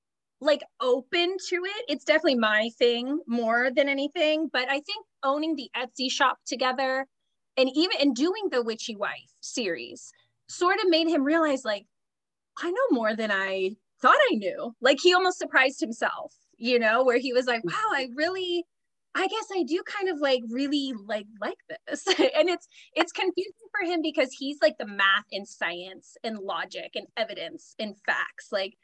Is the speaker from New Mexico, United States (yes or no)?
no; California, United States; Like, I was born and raised in Southern California.